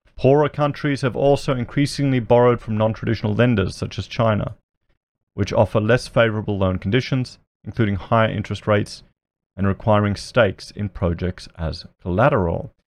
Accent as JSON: {"language": "English", "country": "Australia", "said": "I'm an Australian YouTuber"}